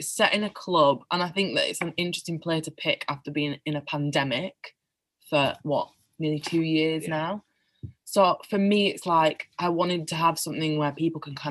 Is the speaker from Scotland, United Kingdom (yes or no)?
no; Bingley, Yorkshire and the Humber, United Kingdom; my hometown of Bingley